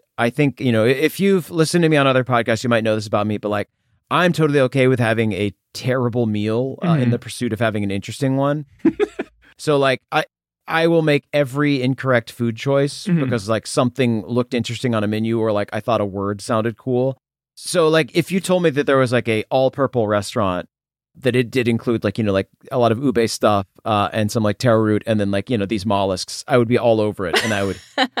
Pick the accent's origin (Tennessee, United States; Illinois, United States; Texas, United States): Tennessee, United States; I'm from Tennessee originally, which is like a really, it's a humid state.